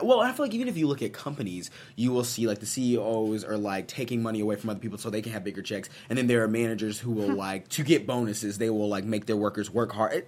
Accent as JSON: {"language": "English", "region": "Missouri", "country": "United States", "said": "I'm I'm from Missouri, which isn't the South"}